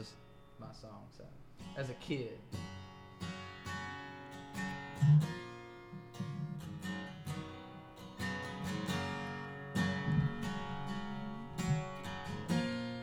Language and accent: English; Daisy, Georgia, United States; moved away as an adult; I'm from Daisy, Georgia, kind of near Savannah.